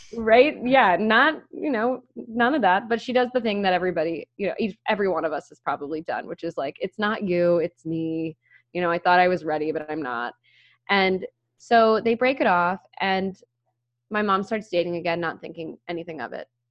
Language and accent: English; Maryland, United States; now in Philadelphia, United States; I grew up in Maryland